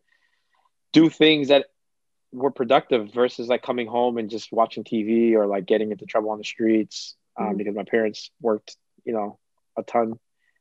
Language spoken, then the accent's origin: English; Boston, Massachusetts, United States; first language Cape Verdean Creole; English is a second language; I grew up in a time in Dorchester where violence was like rising